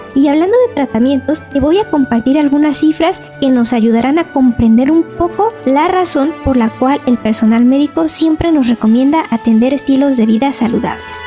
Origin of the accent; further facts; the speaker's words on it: Mexico; si somos mexicanos